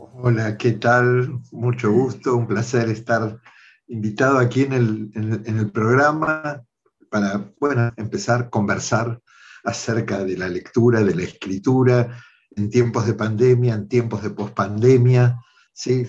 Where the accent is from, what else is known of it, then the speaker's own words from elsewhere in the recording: Mar del Plata, Buenos Aires Province, Argentina; moved away; Yo nací en Mar del Plata, soy bonaerense, así en esa ciudad